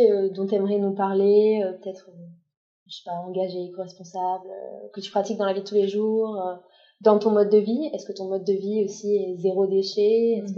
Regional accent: Bois-des-Filion, Quebec, Canada; moved away; also born or lived in Mexico / Colombia; Je viens de. En fait, j'ai grandi à Bois des Filions

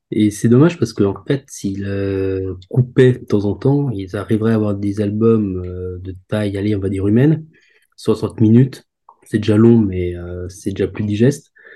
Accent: Alsace, Grand Est, France; je viens d'Alsace

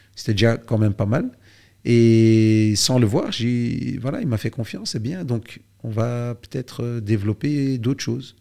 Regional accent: Belgium; chez nous en Belgique

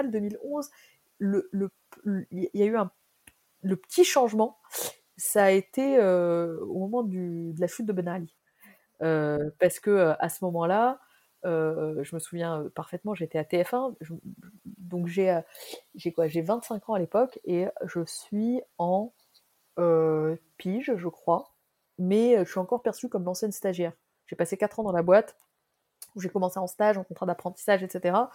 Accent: Tunisia; Moi, je venais de Tunisie.

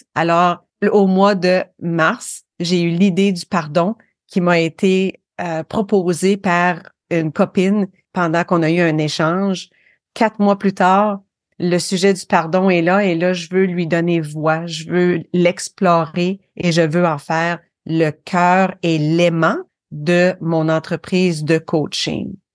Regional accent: Sherbrooke, Quebec, Canada; accent: North American; moved away; also born or lived in Windsor, Quebec / Alberta / Ontario; Je viens des cantons de l'Est euh, au Québec, une petite ville qui s'appelait Windsor, mais ensuite on est déménagé à Sherbrooke.

